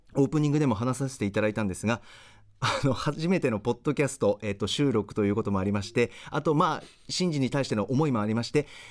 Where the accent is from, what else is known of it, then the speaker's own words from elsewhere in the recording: Okazaki, Aichi, Japan; 愛知県の岡崎市出身